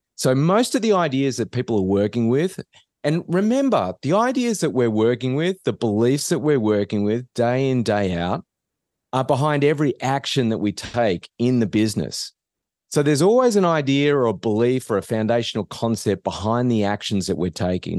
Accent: Australia; moved away as an adult; now in United States; I'm not from around here. So, I, I grew up in Australia

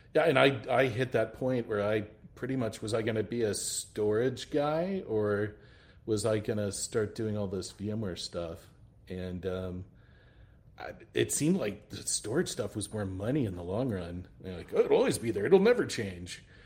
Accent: El Paso, Texas, United States; I'm originally from El Paso, Texas.

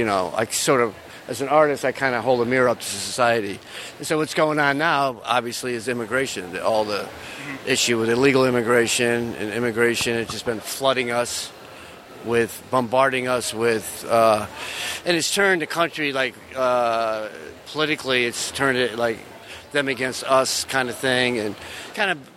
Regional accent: United States; as an American veteran

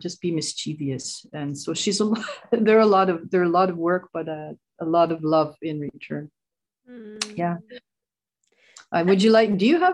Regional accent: Vancouver, British Columbia, Canada; also born or lived in Fraser Valley; I'm from here. I'm from Vancouver area. I'm living out in the Fraser Valley, Vancouver area, BC, Canada

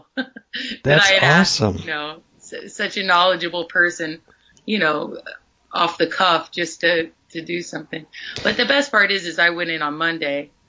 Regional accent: Athens, Ohio, United States; hometown? Athens, Ohio.

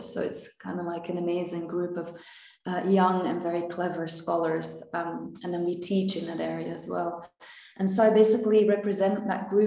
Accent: Belgium; moved away as an adult; also born or lived in London / Finland; I was born in Belgium

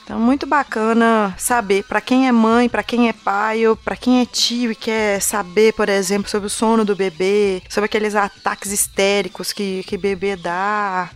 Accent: Minas Gerais, Brazil; Eu sou de Minas

